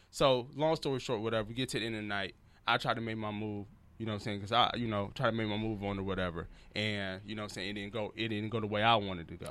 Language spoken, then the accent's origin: English; Detroit, Michigan, United States; moved away as an adult; also born or lived in Memphis / Texas; now in Los Angeles, United States; I'm from Detroit